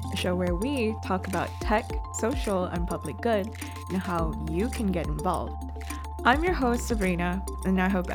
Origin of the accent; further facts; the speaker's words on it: Sungai Petani, Kedah, Malaysia; I'm from Sungai Tani, Kedah